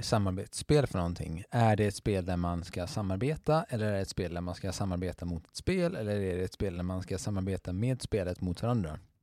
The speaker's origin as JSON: {"language": "Swedish", "region": "Skåne", "country": "Sweden", "said": "vi i Skåne"}